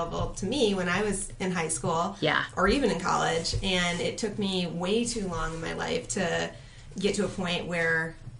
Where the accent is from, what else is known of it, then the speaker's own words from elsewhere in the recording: Grand Rapids, Michigan, United States; I grew up in Grand Rapids, mm-hmm. I'm 100% Dutch, I went to Christian schools